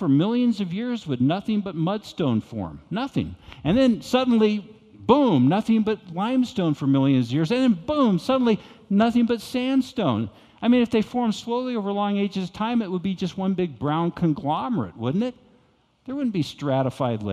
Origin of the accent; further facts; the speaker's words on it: United States; moved away; also born or lived in Arkansas; I came from Texas and Arkansas.